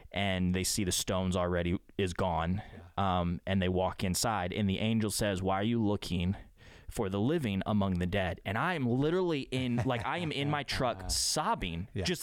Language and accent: English; United States; as a Westerner, like as an American yeah. Westerner